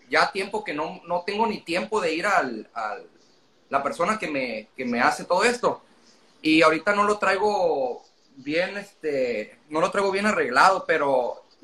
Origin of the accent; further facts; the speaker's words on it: Culiacán, Sinaloa, Mexico; now in Ciudad Obregón, Mexico; yo soy Culiacán